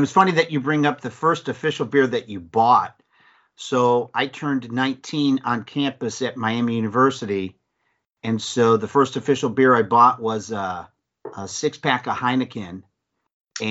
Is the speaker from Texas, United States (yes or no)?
no; Mentor, Ohio, United States; now in Dayton, United States; I'm actually from Northeast Ohio, so I'm from Mentor